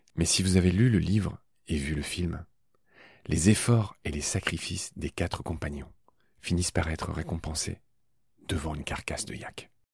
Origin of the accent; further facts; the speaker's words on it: Dieulouard, Grand Est, France; le petit village où j'ai grandi, près de Nancy, dans ma Lorraine natale